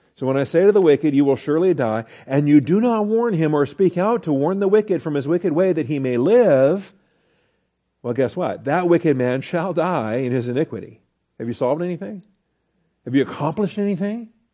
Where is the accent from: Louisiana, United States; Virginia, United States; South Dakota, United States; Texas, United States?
Texas, United States; we're from Texas